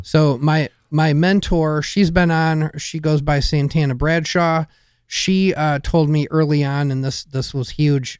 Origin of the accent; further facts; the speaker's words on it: Michigan, United States; I grew up in Michigan